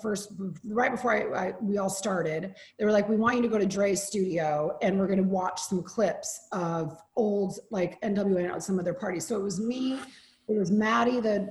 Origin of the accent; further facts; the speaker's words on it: Oregon, United States; moved away; I'm from Oregon